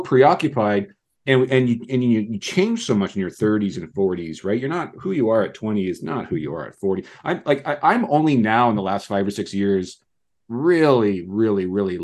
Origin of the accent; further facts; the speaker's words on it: Canada; as a Canadian